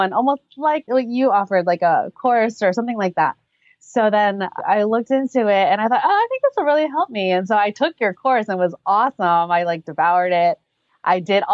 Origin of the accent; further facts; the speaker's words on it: West Virginia, United States; moved away as an adult; now in Southern California, United States; I'm actually not from California. I'm from back east. So I grew up in West Virginia and I came out here for education and professional reasons.